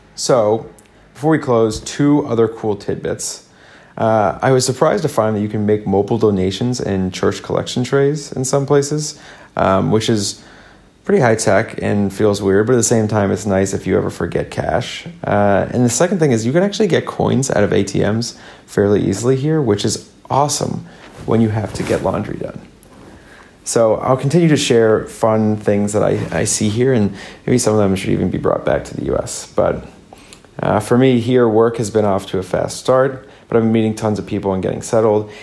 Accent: Midwest, United States; accent: basic Midwest; moved away as an adult; now in Sydney, Australia; my basic Midwest accent

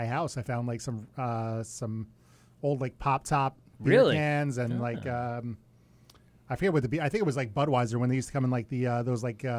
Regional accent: Lindenhurst, New York, United States; That's my hometown.

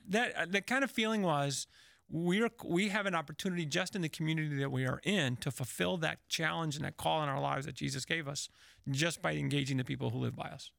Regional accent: Chicago, Illinois, United States; now in Indianapolis, United States; I was from Chicago

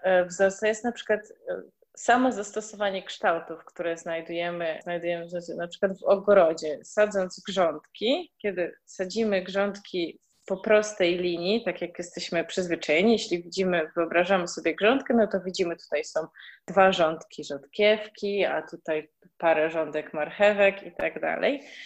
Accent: Świdnica, Lower Silesian Voivodeship, Poland; moved away; wychowywaliśmy się e, w małym miasteczku w Świdnicy

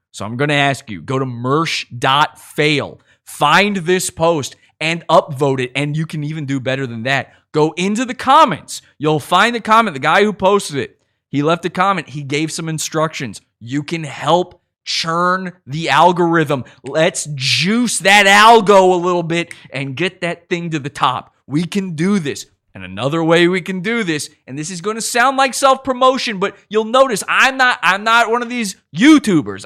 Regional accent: Virginia, United States; I'm from Virginia

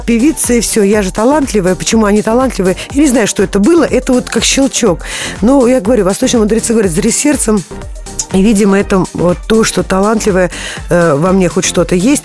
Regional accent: Moscow, Russia; я с детства, я москвичка

